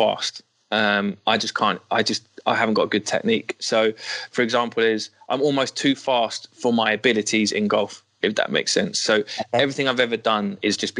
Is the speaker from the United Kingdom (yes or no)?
yes; London, United Kingdom; I'm from Northwest London